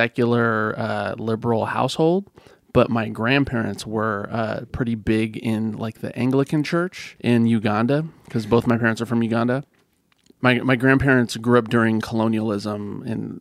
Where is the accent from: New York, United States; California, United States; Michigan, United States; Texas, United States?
California, United States; Healdsburg; moved away as an adult; also born or lived in Fresno, California; I grew up in Healdsburg